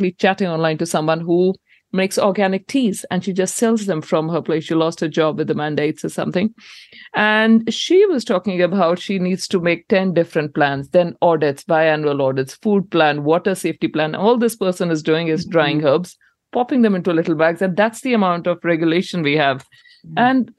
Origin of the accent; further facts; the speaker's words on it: India; moved away as an adult; now in New Zealand; I came from India here nearly 15 years ago.